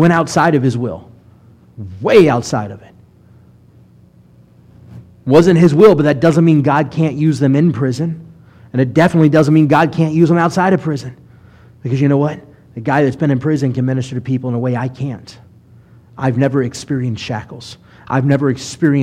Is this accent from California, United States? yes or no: no; Mobile, Alabama, United States; I grew up in Mobile for middle school and high school